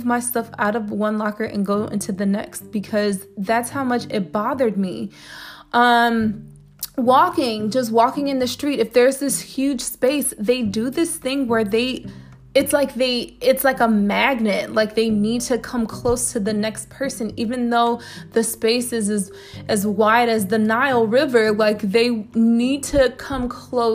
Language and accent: English; Chicago, Illinois, United States; moved away as an adult; now in Spain; I'm an American, I'm from Chicago.